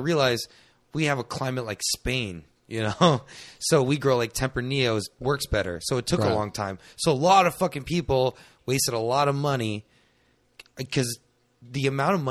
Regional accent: San Antonio, Texas, United States; we're from San Antonio

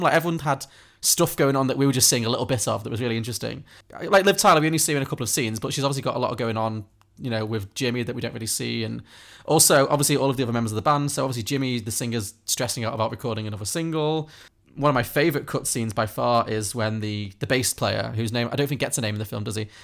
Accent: Liverpool, North West England, United Kingdom; I grew up in Liverpool

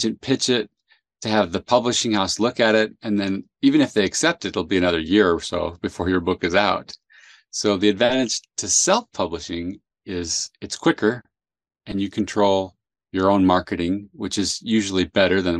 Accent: San Jose, California, United States; also born or lived in South America; I grew up in San Jose, California

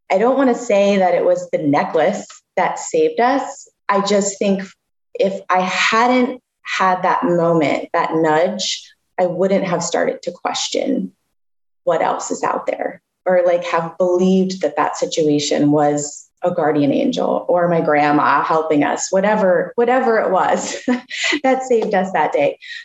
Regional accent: Florida, United States; I'm from Florida

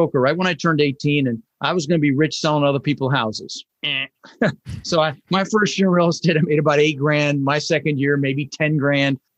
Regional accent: Denver, Colorado, United States; also born or lived in Netherlands; we ended up in Denver, Colorado, and we grew up struggling

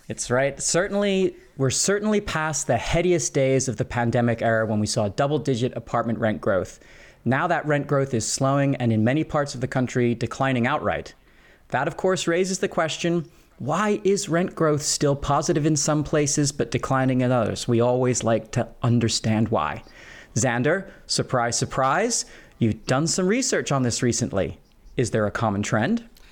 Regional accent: Philadelphia, Pennsylvania, United States; my own hometown of Philadelphia

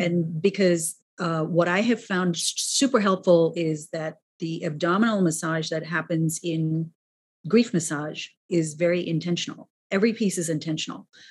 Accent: New York City, New York, United States; I'm also a New Yorker.

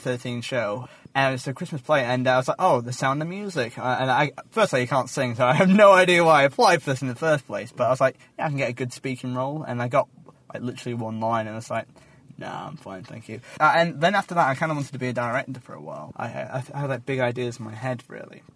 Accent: Yorkshire and the Humber, United Kingdom; moved away as an adult; now in Kent, United Kingdom; I come from Yorkshire

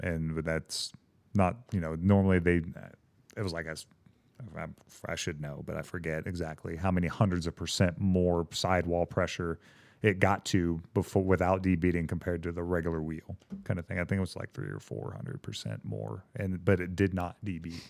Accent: Douglasville, Georgia, United States; moved away; So I grew up in the South

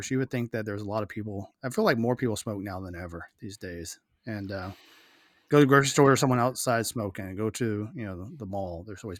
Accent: Texas coast, United States; growing up on the Texas coast, it was so humid

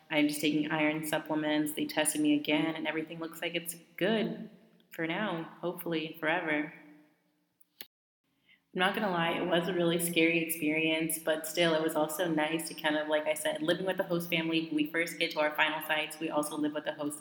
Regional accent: Southern California, United States; moved away as an adult; also born or lived in Riverside or Fontana area, California; now in Morocco; my hometown in SoCal

